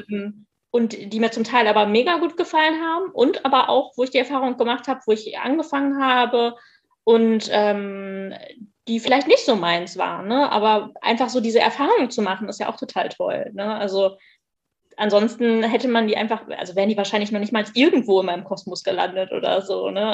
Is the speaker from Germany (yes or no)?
yes; Moers, North Rhine-Westphalia, Germany; ich komme aus Mörs, das ist am Niederrhein, das ist in der Nähe von Duisburg